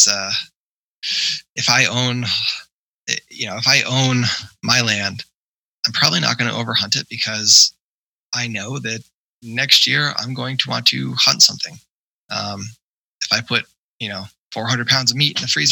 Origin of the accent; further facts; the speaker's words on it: New York, United States; growing up in New York